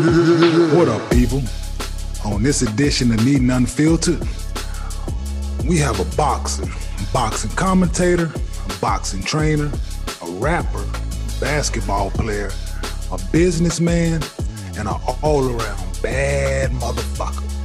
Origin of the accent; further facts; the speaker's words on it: Dallas, Texas, United States; I grew up in Dallas, watching boxing here and there